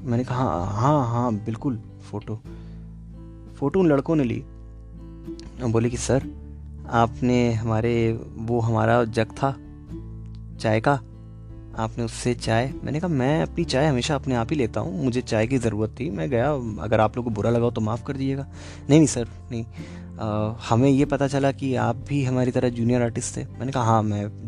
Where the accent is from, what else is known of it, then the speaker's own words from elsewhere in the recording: Kolkata, West Bengal, India; मैंने कहा मैं कैलकटा से हूँ